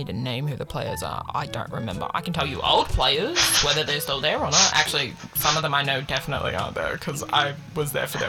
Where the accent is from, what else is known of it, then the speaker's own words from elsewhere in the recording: New Zealand; I'm from New Zealand